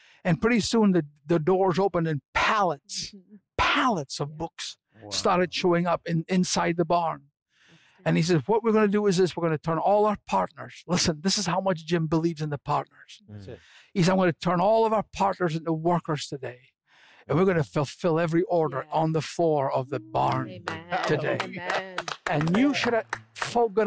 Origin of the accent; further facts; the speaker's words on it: Scotland, United Kingdom; I'm a Scotsman